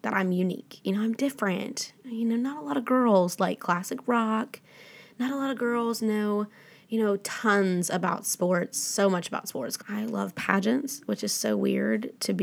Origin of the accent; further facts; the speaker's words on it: the South, United States; growing up in the South